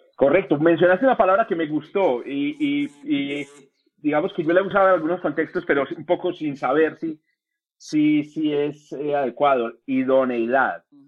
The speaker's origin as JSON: {"language": "Spanish", "country": "Colombia", "said": "como decimos en Colombia"}